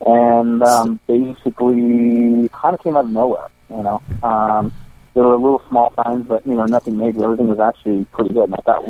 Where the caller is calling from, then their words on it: Salt Lake City, Utah, United States; I'm calling from Salt Lake City.